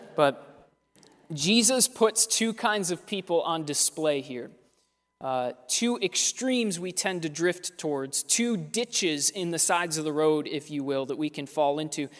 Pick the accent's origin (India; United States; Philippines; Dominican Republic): United States; Pittsburgh, Pennsylvania; We're from Pittsburgh